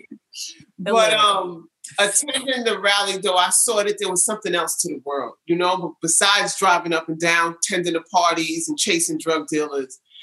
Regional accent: New York City, New York, United States; also born or lived in California; I was born in California and I was raised in New York City, fully raised in New York City

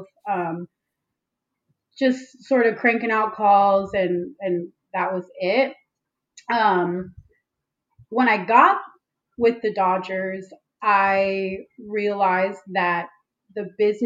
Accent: Los Angeles, California, United States; also born or lived in San Diego; I'm originally from Los Angeles

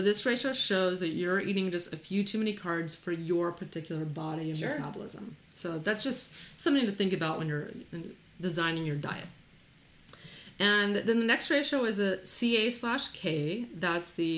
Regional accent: Texas, United States; we're from Texas

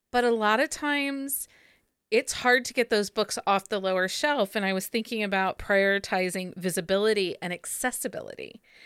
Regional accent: Findlay, Ohio, United States; when I grew up here in Findlay, there used to be a used bookstore

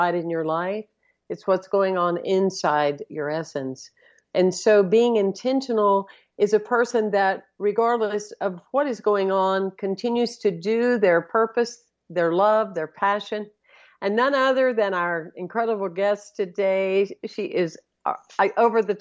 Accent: Anderson, South Carolina, United States; I was born and raised outside of Anderson, South Carolina

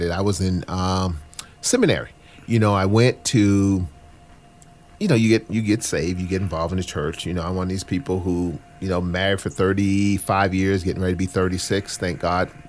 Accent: the South, United States; as a poor black boy growing up in the South, that I thought that if I could get a corporate job and a company car, that's all I needed because I was running from poverty.

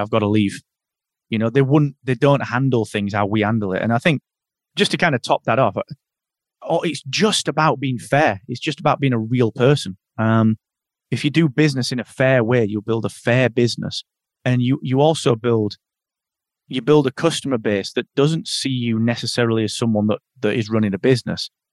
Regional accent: the north of England, United Kingdom; I'm I'm from Northern England

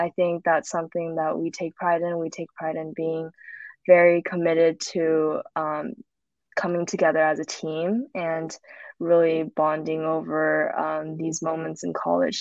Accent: Southern California, United States; moved away; I am from California, Southern California

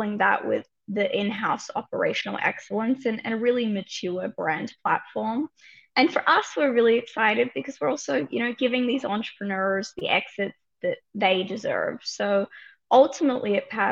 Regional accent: Australia; moved away as an adult; now in New York, United States; I'm an Aussie originally, have been here, you know, about a decade.

